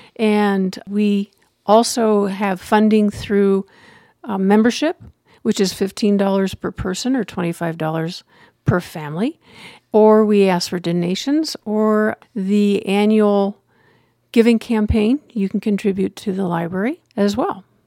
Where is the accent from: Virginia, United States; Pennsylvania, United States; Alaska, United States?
Pennsylvania, United States; moved away as an adult; also born or lived in Denver, Colorado / Gillette, Wyoming / Meeker, Colorado; now in Wet Mountain Valley, Colorado, United States; I grew up in Pennsylvania